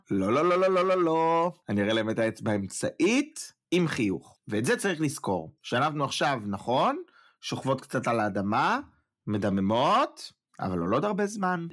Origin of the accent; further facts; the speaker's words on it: Israel; now in Germany; אנחנו בתור ישראלים שחיים בחו"ל